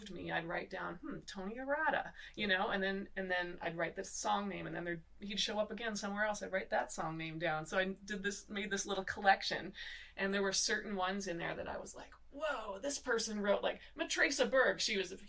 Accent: Muskoka, Ontario, Canada; I grew up in Canada in an area called Muskoka, Ontario

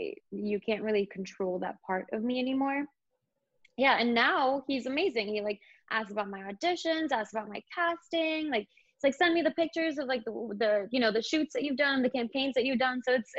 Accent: London, United Kingdom; I lived in London. I grew up in London as well.

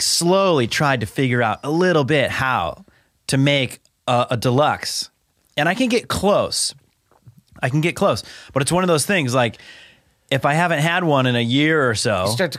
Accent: Seattle, Washington, United States; I'm from Seattle area.

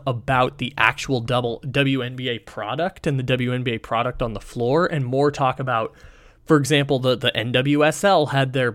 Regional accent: San Diego, California, United States; my hometown

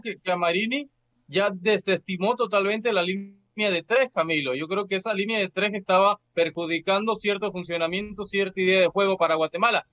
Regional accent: Panama; como panameño

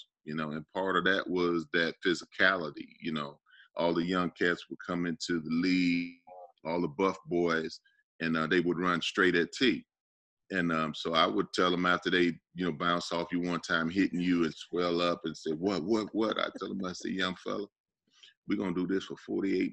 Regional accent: Chicago, Illinois, United States; now in Atlanta, United States; I grew up, you know, my first couple sports were hockey and baseball in Chicago

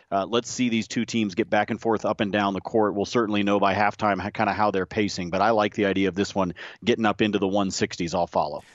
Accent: Corvallis, Oregon, United States; I grew up in Corvallis

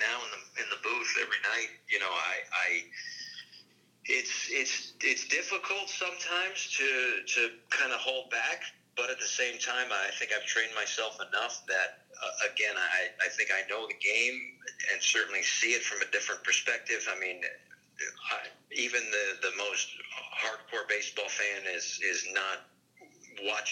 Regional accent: Connecticut, United States; my home state of Connecticut

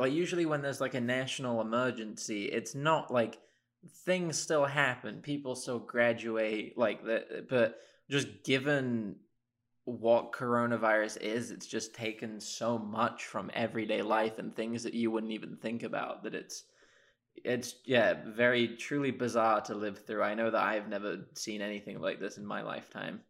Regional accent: Oxford, South East England, United Kingdom; moved away as an adult; now in Ann Arbor, United States; I'm from Oxford in England originally.

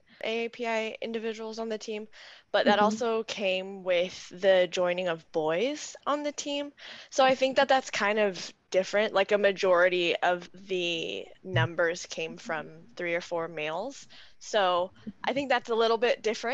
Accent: Seattle, Washington, United States; I am from the Seattle area, born and raised as well

